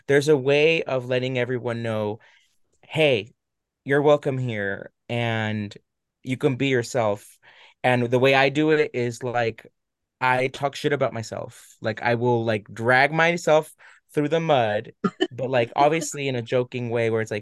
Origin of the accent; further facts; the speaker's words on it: Orange County, California, United States; growing up in Orange County